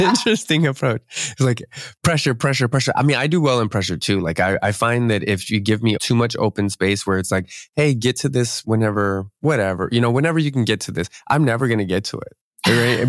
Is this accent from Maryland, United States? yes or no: no; outside of the Philadelphia area, Pennsylvania, United States; moved away as an adult; now in Seattle, United States; I'm actually from the East Coast, so I'm, I'm right right out uh, outside of the Philadelphia area, and moved